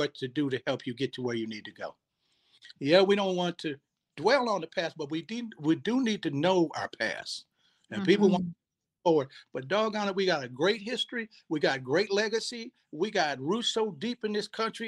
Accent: Sacramento, California, United States; I'm from Sacramento, born and bred

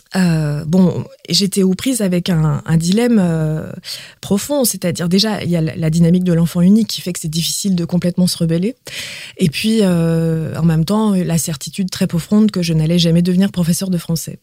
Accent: Quebec, Canada; first language Quebec French; now in France; en tant que québécoise en France

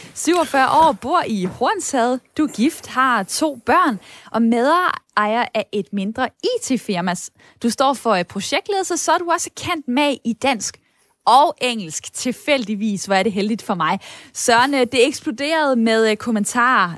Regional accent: Denmark; vi danskere

